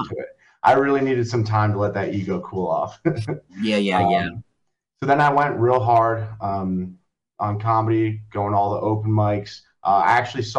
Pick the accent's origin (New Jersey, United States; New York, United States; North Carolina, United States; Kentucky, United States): New Jersey, United States; Long Valley; now in Hoboken, United States; I grew up in Long Valley, New Jersey